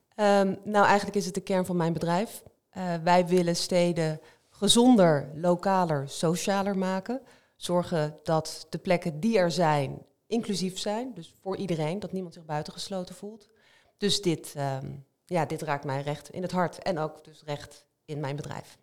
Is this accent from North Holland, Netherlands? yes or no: no; Rotterdam, South Holland, Netherlands; ik kom uit Rotterdam